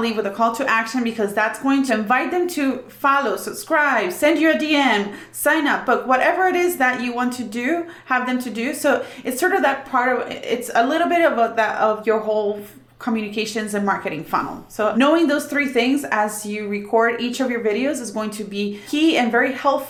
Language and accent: English; Puerto Rico; I'm from Puerto Rico